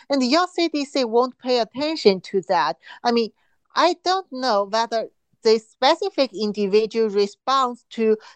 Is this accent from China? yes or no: yes; Qingdao, Shandong, China; moved away; from Qingdao, my hometown